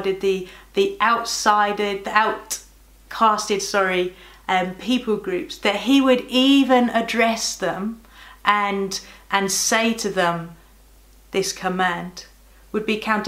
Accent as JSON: {"language": "English", "town": "Birmingham", "region": "West Midlands", "country": "United Kingdom", "moved": "yes", "said": "I'm from Birmingham."}